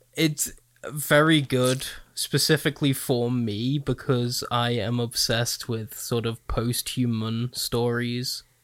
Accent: United Kingdom; a British child

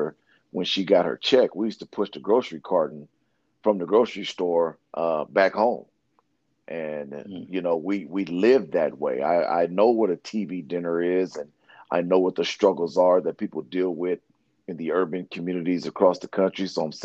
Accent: San Diego, California, United States; growing up in Southeast San Diego, it wasn't all hunky-dory

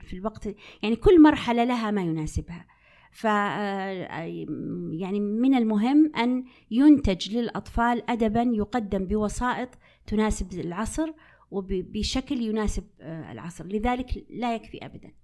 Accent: Unaizah, Al-Qassim, Saudi Arabia; مدينتي التي ولدت فيها، اللي هي مدينة عنيزة

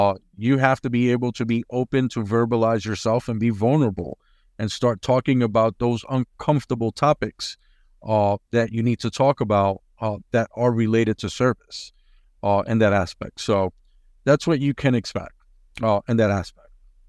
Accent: San Juan, Puerto Rico; since I am from San Juan, Puerto Rico.

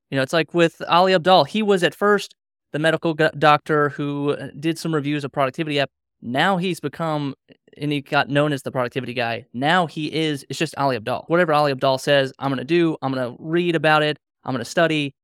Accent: Reston, Virginia, United States; I'm from Reston, Virginia

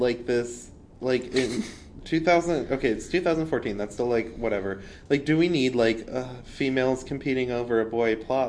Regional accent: Toledo, Ohio, United States; we're both from Toledo.

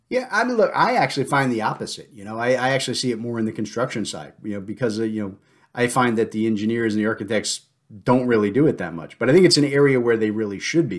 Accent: New Jersey, United States; I'm from the South now instead of from New Jersey

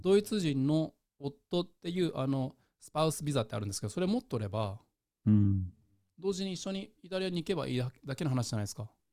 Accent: Japan; now in Netherlands; 10年後に帰っても僕日本人として扱われる

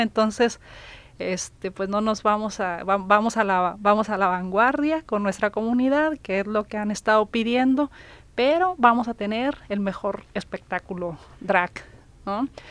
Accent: Sinaloa, Mexico; now in Nuevo León, Mexico; yo no estaba aquí en Nuevo León, creo que iba llegando, yo soy de Sinaloa

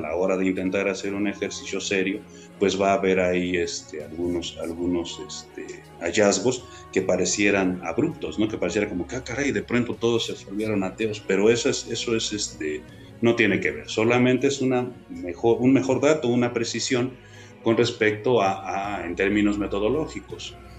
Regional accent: Mexico; somos muchos los mexicanos

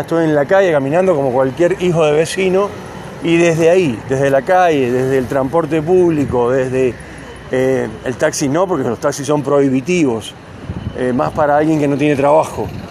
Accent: Cuba; now in Neuquén, Argentina; yo nací en Cuba

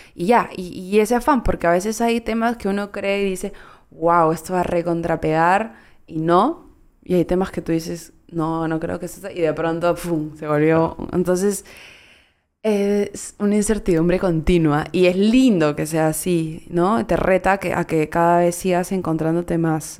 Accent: Peru; es que peruana sí

